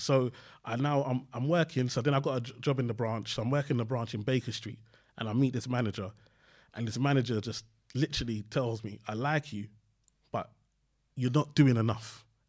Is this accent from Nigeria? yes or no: yes; Nigeria; I went to uni just because, obviously, being Nigerian, you have to go to university.